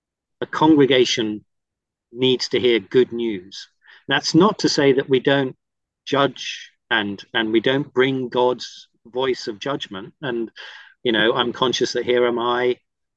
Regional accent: Cook Islands; moved away; And I had the great blessing and privilege of growing up in the Cook Islands in the South Pacific because my parents were missionaries.

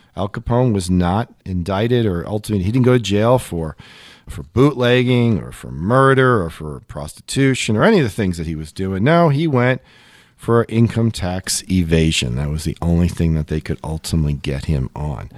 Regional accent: Long Island, New York, United States; as a kid, I grew up in Long Island.

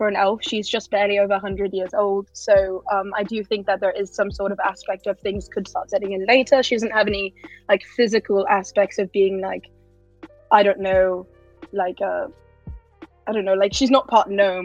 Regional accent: United Kingdom; me being British

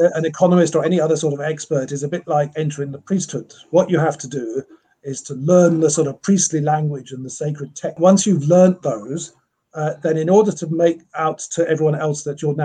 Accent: Isle of Man; also born or lived in Cape Town, South Africa; now in Scotland; I grew up on the Isle of Man, where we had a farm. And then in the mid-1970s, my parents decided to emigrate to South Africa. So I finished high school in Cape Town

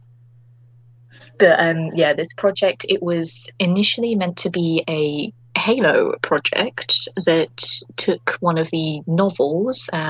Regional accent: United Kingdom; accent: British; my authentic British accent

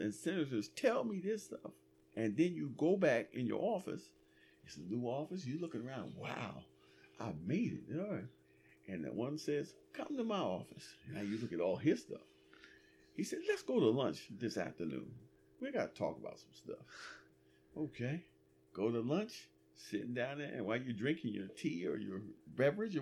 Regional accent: United States; I'm American

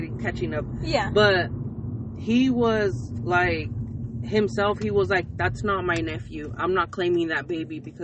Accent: California, United States; also born or lived in San Jose; I love my hometown and I always wanted my daughter to be raised here because all my family's here

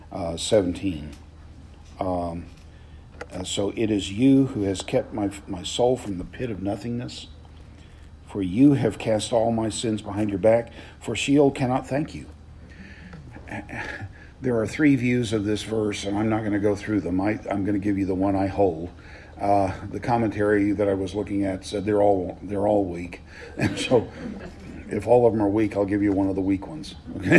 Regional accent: the South, Southern United States, United States; as a Southerner

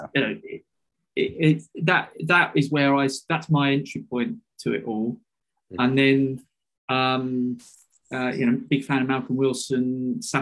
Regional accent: United Kingdom; as a British kid growing up at that time

